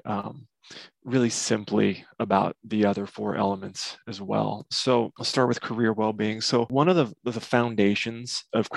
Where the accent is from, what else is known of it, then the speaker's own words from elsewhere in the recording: Nebraska, United States; I'm from Nebraska